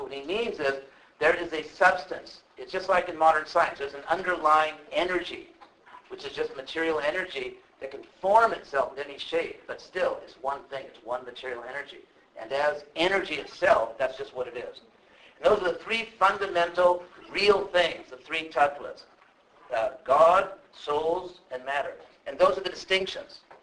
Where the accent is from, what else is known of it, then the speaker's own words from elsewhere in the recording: Southern California, United States; I'm actually from Southern California, and uh, a good part of my life I lived actually in a part of the city where there are a lot of movie people around